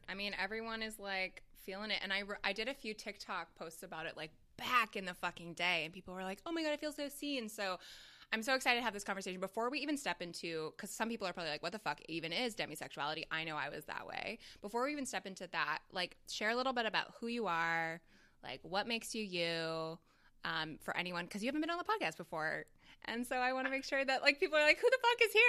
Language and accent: English; Canada; now in Chicago, United States; that was my education system growing up in Canada and going to, like, a French immersion school.